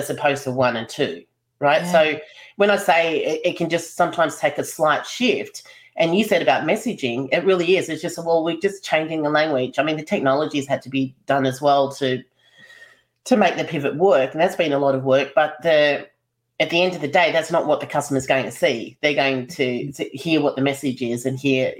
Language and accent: English; Melbourne, Victoria, Australia; I'm from Melbourne